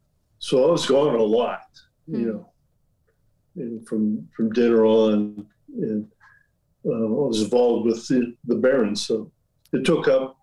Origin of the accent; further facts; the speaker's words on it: Rochester, Pennsylvania, United States; moved away as an adult; also born or lived in Steubenville, Ohio; now in California, United States; I'm from Rochester, Pennsylvania, just upriver. I grew up in a town just like Steubenville, a steel mill town.